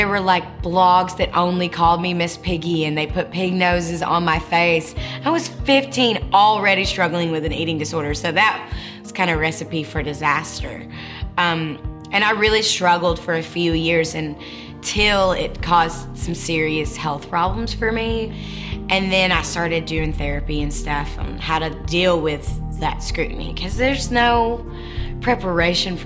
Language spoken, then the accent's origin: English; Rossville, Georgia, United States; I grew up in Rossville, Georgia, which is really close to Chattanooga, Tennessee